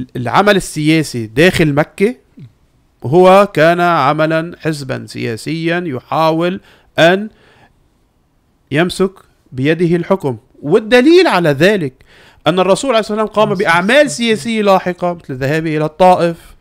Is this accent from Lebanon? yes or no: yes; Lebanon; عندنا بلبنان